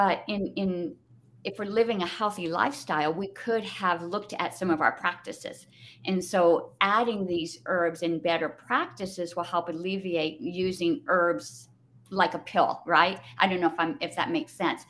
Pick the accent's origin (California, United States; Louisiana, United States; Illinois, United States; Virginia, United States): California, United States; Southern; moved away as an adult; now in New Mexico, United States; I did live in California, born and raised in Southern California.